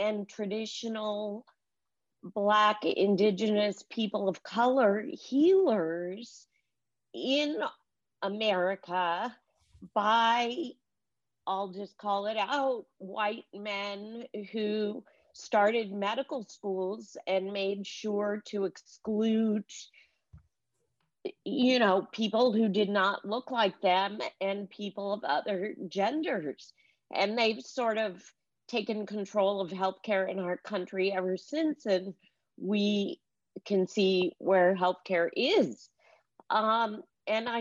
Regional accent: California, United States; I was Jewish from California, vegetarian

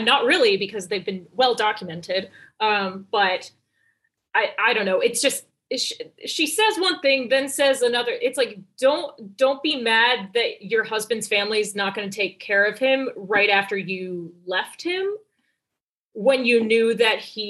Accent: New York, United States; I'm a New Yorker.

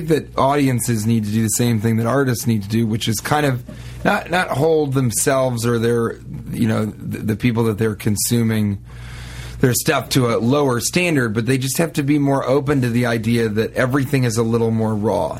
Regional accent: Denver, Colorado, United States; moved away; I'm from Denver.

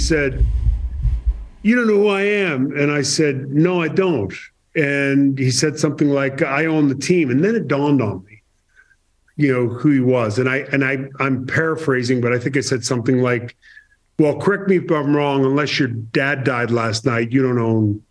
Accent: Boston, Massachusetts, United States; I'm from Boston

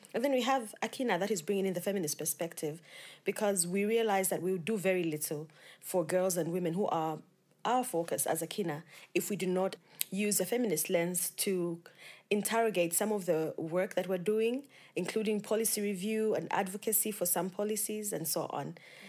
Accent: Zambia; from Zambia.

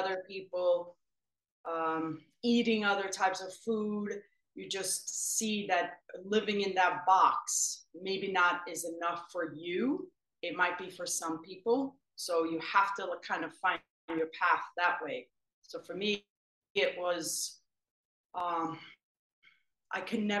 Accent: Sweden; moved away as an adult; also born or lived in Africa; now in Connecticut, United States; I grew up in Sweden and born and raised

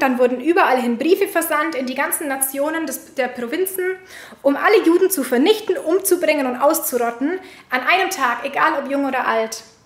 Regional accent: Germany; unserer Vergangenheit als Deutsche

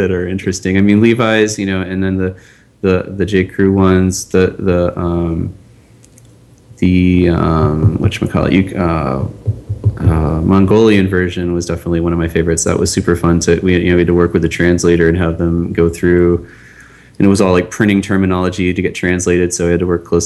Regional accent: Pittsburgh, Pennsylvania, United States; I'm from Pittsburgh, and I was, you know, a Pirates fan growing up

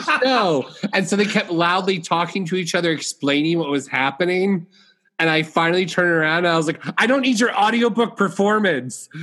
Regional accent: Florida, United States; moved away as an adult; now in New York, United States; I lived in Florida. I grew up in Florida, and um, I decided that I wanted to like move out of Florida and move to New York.

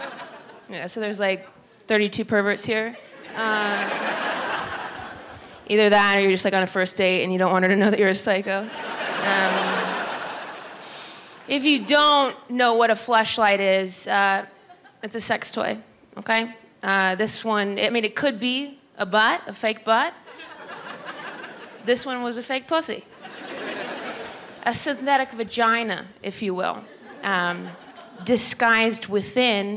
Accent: Ohio, United States; moved away; Ohio, which is where I grew up

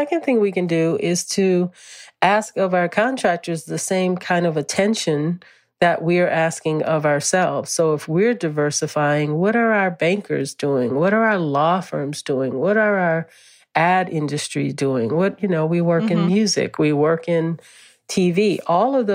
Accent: New Orleans, Louisiana, United States; moved away; since I was a little girl growing up in New Orleans

